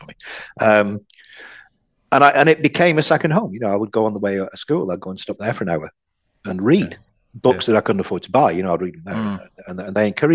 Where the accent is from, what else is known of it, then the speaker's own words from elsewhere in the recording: Oldham, North West England, United Kingdom; also born or lived in Audenshaw; I grew up in Oldham. And then we moved to a place called Audenshaw